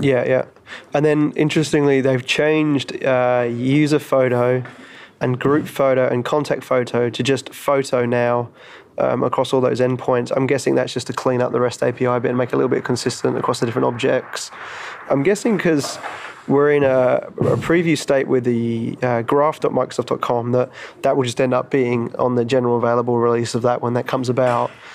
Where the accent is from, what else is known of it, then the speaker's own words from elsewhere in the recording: London, United Kingdom; moved away; We are in London, my hometown